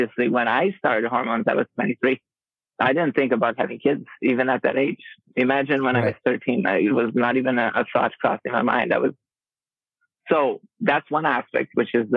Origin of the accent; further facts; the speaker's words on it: Brazil; moved away as an adult; also born or lived in Rio de Janeiro; now in Twin Cities, United States; I live in Twin Cities, but I am native Brazilian